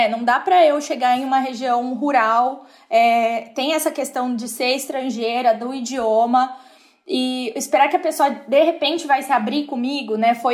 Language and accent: Portuguese; Brazil; eu vim do Brasil.